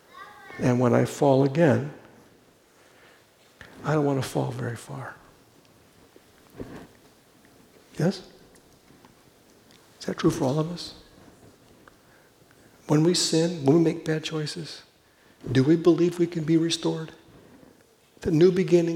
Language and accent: English; Los Angeles, California, United States; moved away as an adult; also born or lived in Pella, Iowa; I'm from Los Angeles